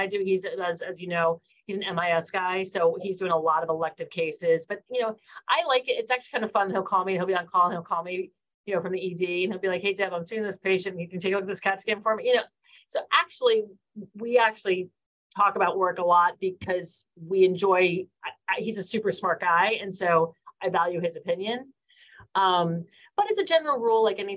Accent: East Coast, United States; also born or lived in San Francisco, United States; now in Baltimore, United States; I grew up on the East Coast

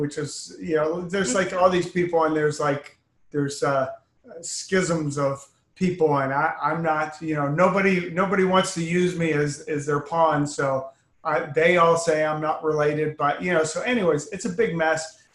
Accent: Austin, Texas, United States; moved away as an adult; also born or lived in Canton, Ohio; we moved to Austin when I was 8

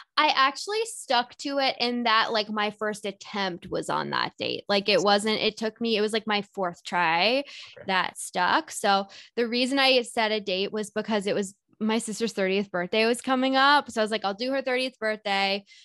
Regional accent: Whitby, Ontario, Canada; moved away as an adult; now in Toronto, Canada; I live in Toronto, Ontario, but I grew up in Whitby, which is just like 45 minutes east of the city

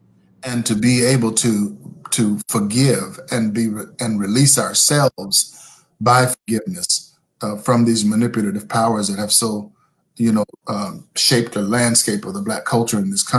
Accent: North Carolina, United States; moved away as an adult; now in San Antonio, United States; I wasn't born and raised here. I'm a North Carolina country boy. There were 500 living things in my hometown.

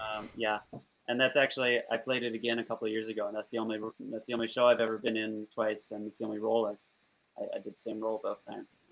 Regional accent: Olympia, Washington, United States; now in Seattle, United States; I grew up in Olympia, which is like 60 miles south

